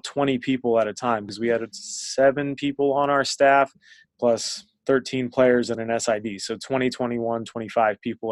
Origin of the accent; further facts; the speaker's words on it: Northern Virginia, United States; moved away; I was really integrated into our local rec league when I was growing up in Northern Virginia